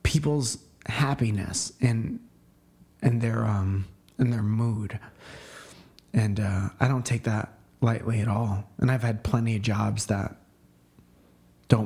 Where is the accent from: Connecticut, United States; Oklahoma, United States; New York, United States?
Connecticut, United States; moved away; When I was growing up in Connecticut, I was a musician